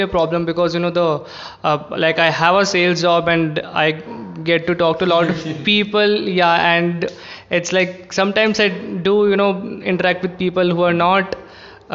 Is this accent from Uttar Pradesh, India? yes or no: no; Jaipur, Rajasthan, India; moved away as an adult; now in Bangalore, India; I'm from Jaipur, and then I got into Christ. And in Bangalore